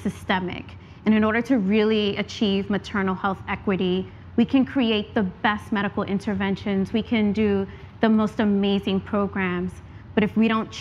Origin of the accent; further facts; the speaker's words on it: New York City, New York, United States; moved away; also born or lived in Atlanta; I grew up in the South Bronx